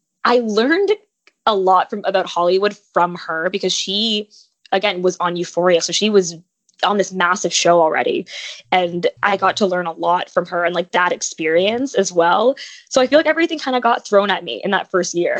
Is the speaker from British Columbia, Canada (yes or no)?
no; Toronto, Ontario, Canada; moved away as an adult; now in Los Angeles, United States; so I was born in LA, but I was raised in Toronto